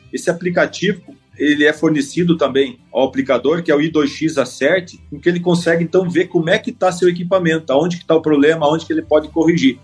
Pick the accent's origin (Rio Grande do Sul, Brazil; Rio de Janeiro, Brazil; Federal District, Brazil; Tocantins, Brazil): Rio Grande do Sul, Brazil; Três Palmeiras; moved away as an adult; also born or lived in Santa Catarina; now in Paraná, Brazil; eu sou do norte do Rio Grande do Sul, é da região aí de Três Palmeiras, perto de Passo Fundo